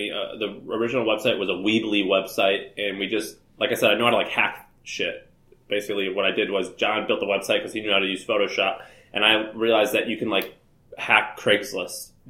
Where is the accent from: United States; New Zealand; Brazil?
United States; Nashville, Tennessee; And so I ended up hosting a conference because I was from Nashville and that was like where all the live music was.